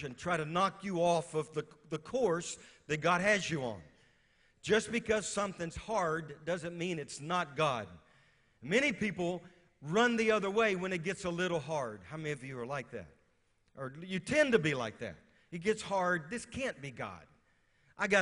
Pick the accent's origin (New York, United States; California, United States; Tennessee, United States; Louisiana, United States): Louisiana, United States; moved away as an adult; also born or lived in West Virginia; I'm from Louisiana